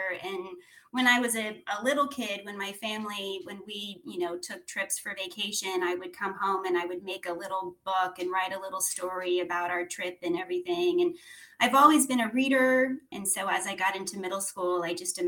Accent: Clearwater, Florida, United States; moved away as an adult; also born or lived in Sarasota, Florida / Nashville, Tennessee; I grew up in Clearwater in Sarasota

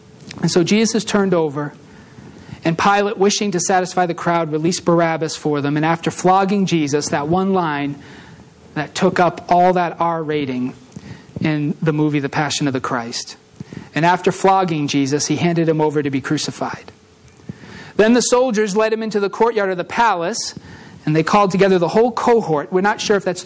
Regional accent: Massachusetts, United States; I grew up in Massachusetts

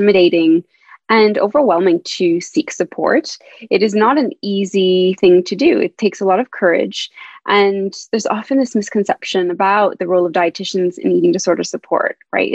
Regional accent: Canada; moved away as an adult; also born or lived in Montreal, Canada; now in London, United Kingdom; I'm originally from Canada, so as you may hear from my accent, I'm not a British

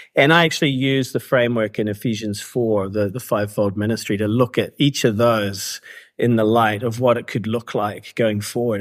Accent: New Zealand; moved away as an adult; also born or lived in Canada / Vancouver; now in Cambodia; I was actually born in Canada to immigrant parents, but grew up in New Zealand. So that's, that explains my accent.

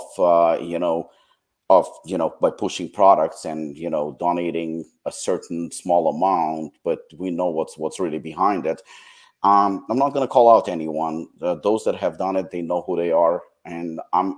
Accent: United States; I am American myself and I'm proud to be American

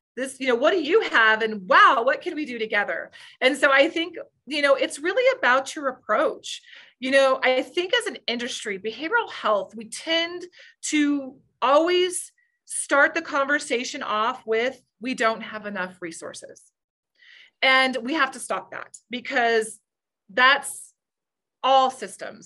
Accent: New Mexico, United States; I grew up in New, a small town in New Mexico

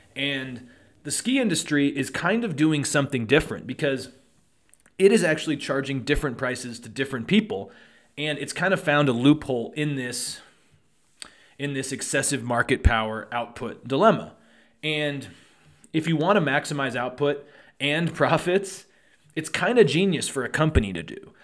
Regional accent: Truckee, California, United States; I grew up in Truckee

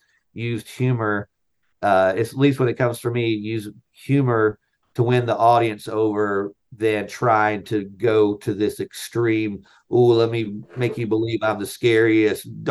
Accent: North Carolina, United States; I grew up in North Carolina

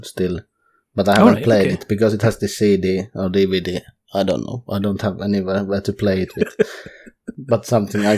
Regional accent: Finland; English is a second language; Finnish people in general, we play a lot of games when we are children

